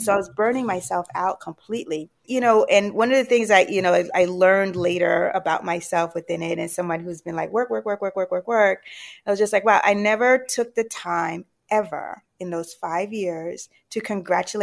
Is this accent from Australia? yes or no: no; Jamaica; moved away; I'm from the islands. I'm originally from Jamaica.